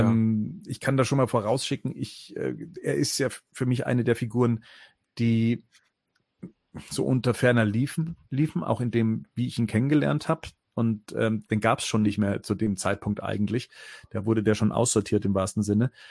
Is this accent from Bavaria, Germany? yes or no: yes; Munich area, Bavaria, Germany; ich komme aus dem Münchner Raum